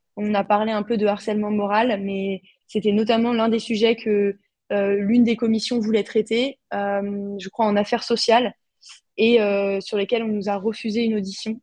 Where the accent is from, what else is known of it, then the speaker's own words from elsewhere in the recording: France; now in Austria; en tant que Français de l'étranger